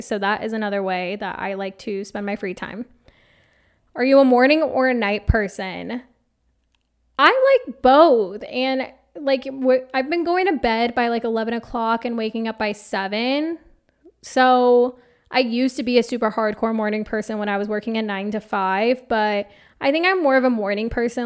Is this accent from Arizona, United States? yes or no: yes; Phoenix, Arizona, United States; I grew up in Phoenix, Arizona, in a suburb called Awasuki. It's basically southern Phoenix on the other side of South Mountain